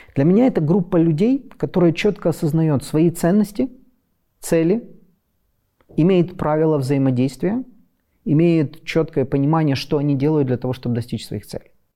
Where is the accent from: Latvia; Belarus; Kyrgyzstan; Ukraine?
Ukraine; Western Ukraine; also born or lived in Kharkiv; я из Западной Украины